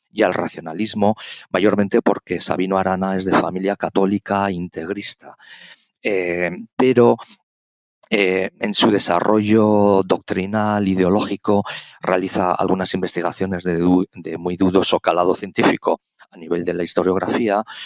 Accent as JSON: {"language": "Spanish", "town": "Pamplona", "region": "Navarre", "country": "Spain", "said": "soy navarro, eh, de Pamplona"}